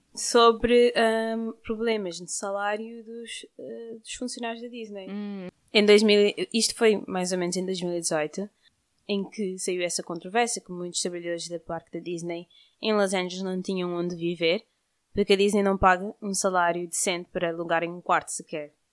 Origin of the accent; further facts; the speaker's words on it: Cape Verde; nós somos de Cabo Verde